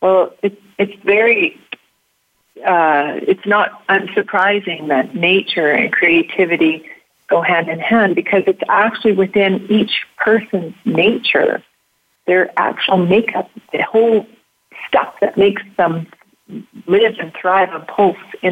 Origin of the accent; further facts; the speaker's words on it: Canada; being Canadian and being born near the forest